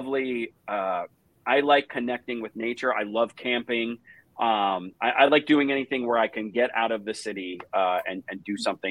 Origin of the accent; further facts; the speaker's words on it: New Jersey, United States; moved away; I grew up in New Jersey